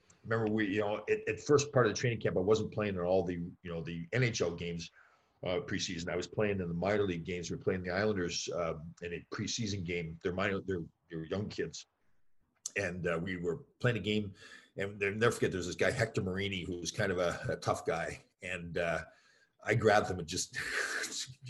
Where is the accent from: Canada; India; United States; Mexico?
Canada; right outside of Toronto, Ontario; I grew up right outside of Toronto